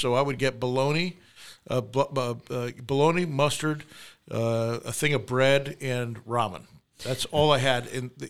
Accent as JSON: {"language": "English", "region": "New York", "country": "United States", "tie": "born or raised there", "moved": "yes", "said": "when I was growing up in New York"}